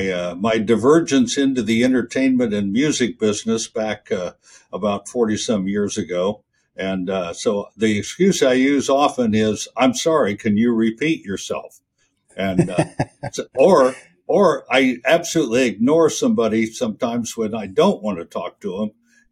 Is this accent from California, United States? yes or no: yes; California, United States; also born or lived in Kansas; Well, I came from Kansas originally, but I spent a good part of my youth in California, in the Bay Area of California. So I'm kind of mid-bi-coastal, let's put it that way.